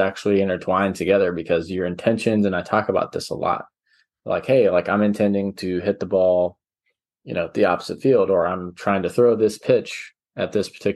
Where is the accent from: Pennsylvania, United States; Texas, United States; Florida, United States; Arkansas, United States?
Arkansas, United States; moved away; I'm originally from Arkansas